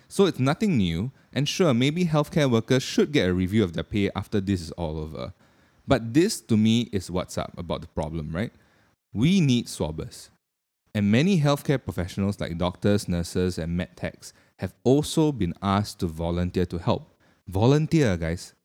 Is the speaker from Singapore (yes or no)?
yes; Singapore; being a Singaporean myself